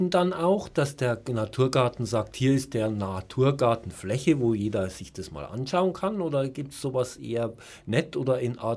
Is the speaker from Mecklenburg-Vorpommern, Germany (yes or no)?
no; Munich, Bavaria, Germany; Ich komme aus München natürlich. Wir sind